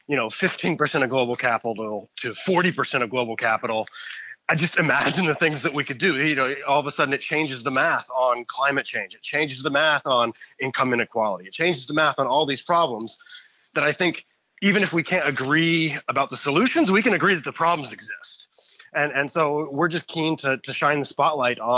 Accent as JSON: {"language": "English", "region": "Indiana", "country": "United States", "tie": "born or raised there", "moved": "yes", "lives_now": "Toronto, Canada", "said": "I live in Toronto now, but I was born and raised in Indiana"}